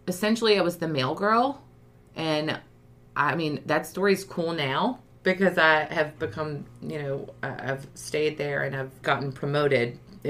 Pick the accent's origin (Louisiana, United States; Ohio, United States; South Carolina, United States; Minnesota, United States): Louisiana, United States; New Orleans; moved away as an adult; now in Baton Rouge, United States; I basically am ish from Baton Rouge, but grew up in New Orleans, came here for LSU and never left.